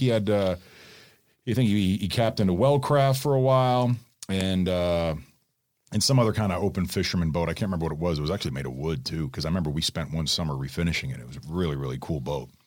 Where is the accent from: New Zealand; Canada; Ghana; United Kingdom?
Canada; from Toronto down, Ontario; moved away; my hometown area, like from Toronto down